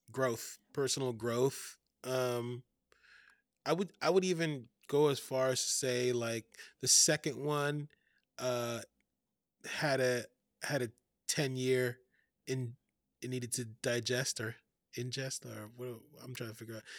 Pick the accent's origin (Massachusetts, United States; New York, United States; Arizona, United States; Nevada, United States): New York, United States; New York City; moved away as an adult; now in Oakland, United States; I grew up in Fort Greene projects